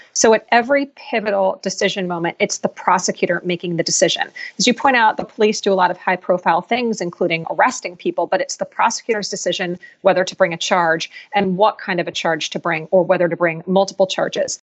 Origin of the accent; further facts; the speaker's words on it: Philadelphia, Pennsylvania, United States; Philadelphia, which is my hometown